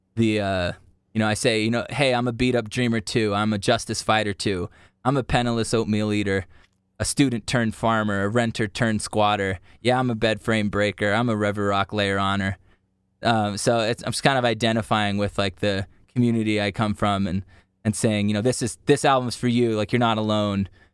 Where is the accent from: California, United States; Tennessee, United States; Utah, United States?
Utah, United States; growing up in Utah